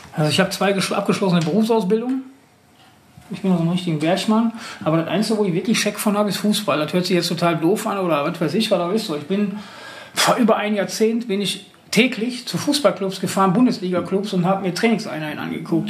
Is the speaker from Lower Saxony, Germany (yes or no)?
no; Oberhausen, North Rhine-Westphalia, Germany; ich komme aus Oberhausen